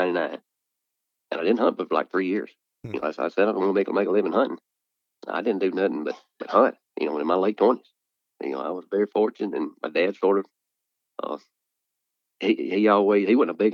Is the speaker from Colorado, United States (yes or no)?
no; Bruce, Mississippi, United States; born or raised there